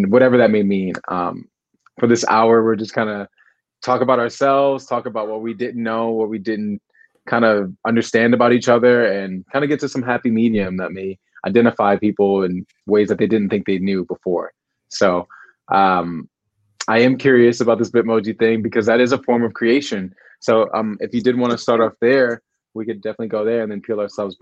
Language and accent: English; United States; I am American. I'm from the States